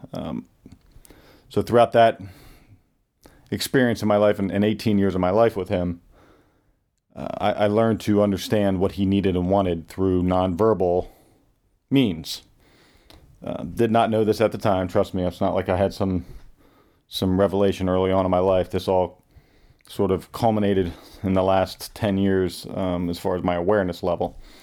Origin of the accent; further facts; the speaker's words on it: Pottstown, Pennsylvania, United States; born and raised in Pottstown, Pennsylvania, which is a suburban Philadelphia area.